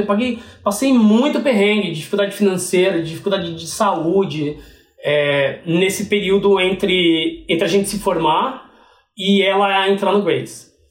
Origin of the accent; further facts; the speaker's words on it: Piracicaba, São Paulo, Brazil; moved away as an adult; now in United States; voltei pro Piracicaba, que é da onde minha família é, onde eu cresci.